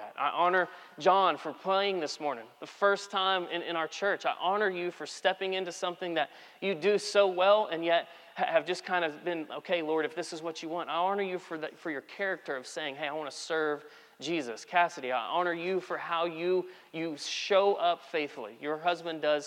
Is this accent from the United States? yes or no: yes; Texas, United States; I'm from Texas